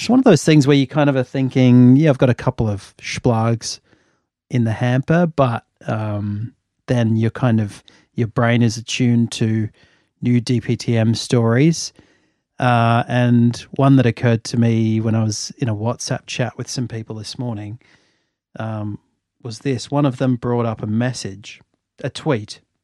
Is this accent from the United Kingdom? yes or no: no; Australia; like me, had grown up in Australia for the most part